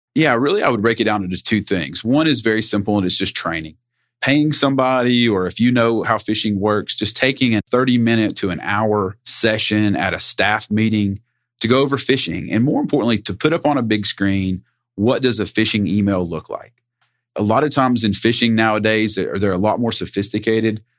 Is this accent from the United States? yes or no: yes; Sevier County, Tennessee, United States; also born or lived in Knoxville, Tennessee; I am originally from Sevier County, Tennessee, home of Dolly Parton